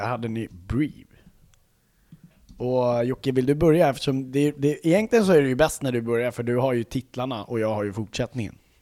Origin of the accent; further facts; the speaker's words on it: Sweden; vi är svenskar